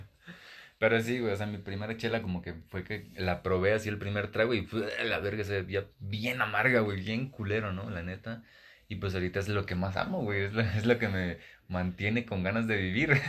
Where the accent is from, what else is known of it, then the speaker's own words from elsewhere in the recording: Ecatepec, State of Mexico, Mexico; venimos de acá, ¿no? Que venimos de Catepec